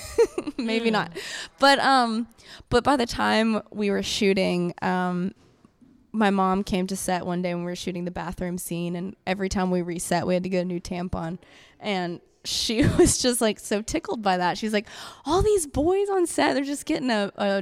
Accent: the Bible Belt, the South, United States; I'm from the Bible Belt.

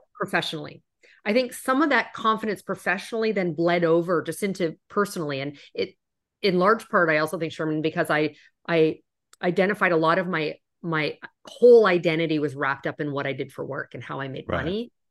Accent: Canada; moved away as an adult; now in United States; I'm originally from Canada. You might have heard that when I say out and about

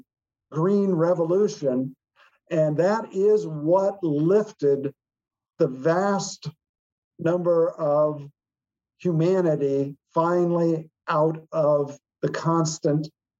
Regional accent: Iowa, United States; from my home state of Iowa

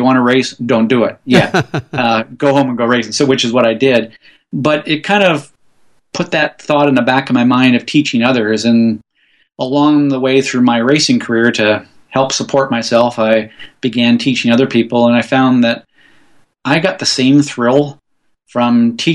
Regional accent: Vancouver, British Columbia, Canada; I'm from Vancouver, Canada

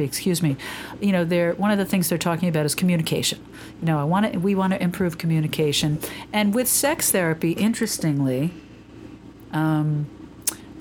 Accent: New York, United States; But I'm a New Yorker

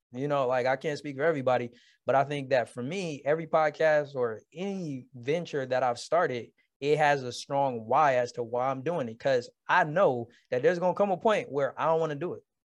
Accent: Detroit, Michigan, United States; born and raised in Detroit, Michigan

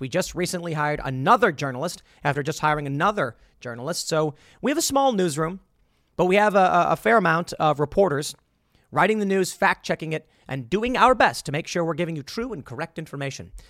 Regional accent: Chicago, Illinois, United States; moved away; growing up in Chicago

